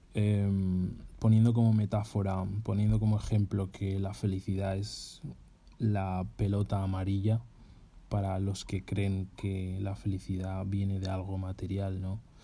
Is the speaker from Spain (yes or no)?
yes; Spain; moved away as an adult